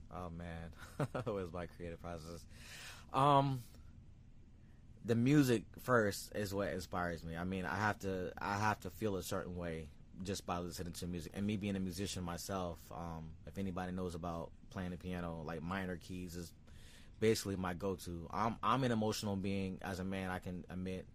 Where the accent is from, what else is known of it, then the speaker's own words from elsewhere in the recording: Sarasota, Florida, United States; I was born in Sarasota, Florida.